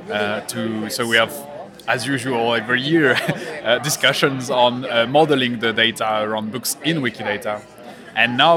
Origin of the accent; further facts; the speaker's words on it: India; I'm from India, and I'm here to learn more